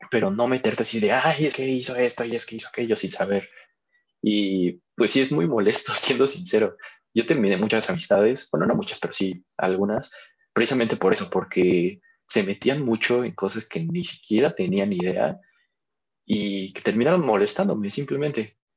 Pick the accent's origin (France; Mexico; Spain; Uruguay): Mexico; hay que quitarnos también como mexicanos ese tabú de decir, un psicólogo es para locos.